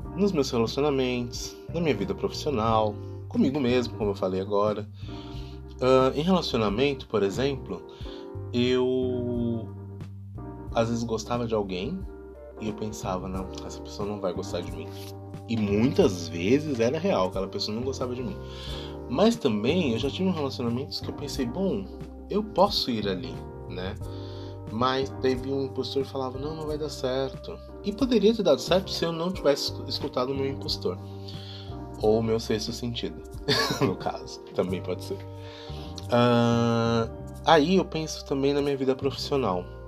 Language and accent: Portuguese; Brazil; now in Germany; sou brasileiro